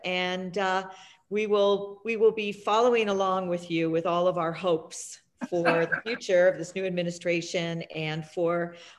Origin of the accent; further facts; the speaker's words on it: Canada; I'm Canadian.